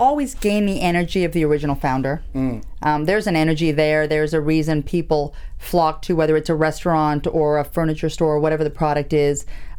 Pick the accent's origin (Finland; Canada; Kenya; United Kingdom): Canada; also born or lived in Greece / Miami, United States; now in Los Angeles, United States; Born and raised in Canada. The family is Greek. Lived in Greece. Moved to Miami. Most recently was in Miami. Own a condo in Miami.